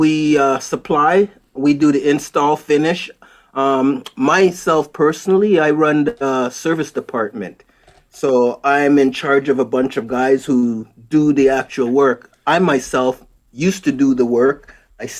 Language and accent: English; Canada; also born or lived in Jamaica; I was born in Jamaica, came to Canada probably, 1975, a very long time ago, and went to school here, but I still have a bit of an accent.